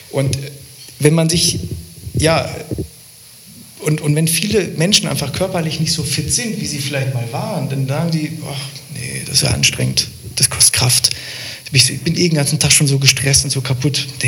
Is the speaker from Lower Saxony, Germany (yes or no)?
yes; Lower Saxony, Germany; Also ähm, ich komme ja aus der Nähe von Hildesheim